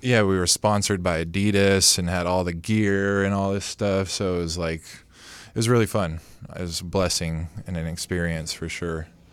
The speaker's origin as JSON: {"language": "English", "town": "Modesto", "region": "California", "country": "United States", "said": "I'm from Modesto, which there's not a lot of competition"}